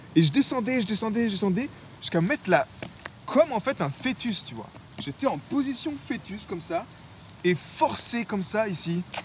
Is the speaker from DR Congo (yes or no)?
no; France; en tant que français